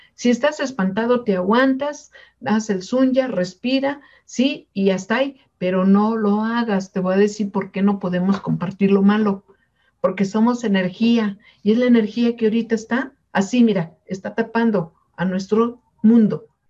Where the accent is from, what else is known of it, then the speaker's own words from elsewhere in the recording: Mexico; somos de México